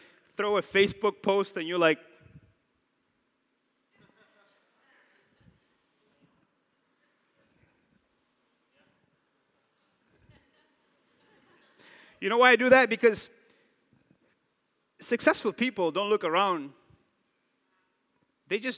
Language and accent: English; New Bedford, Massachusetts, United States; I'm from New Bedford